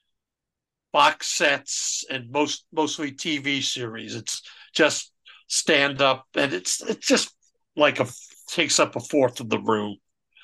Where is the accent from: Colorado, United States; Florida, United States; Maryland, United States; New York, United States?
New York, United States; North Massapequa; Growing up on Long Island, we didn't have a neighborhood movie theater until the North Massapequa Theater opened up about a mile from my home